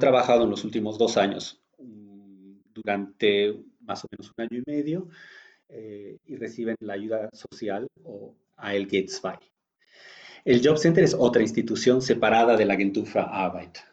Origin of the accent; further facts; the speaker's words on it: Bolivia; moved away as an adult; now in Berlin, Germany; soy de Bolivia, vivo hace 21 años en Berlín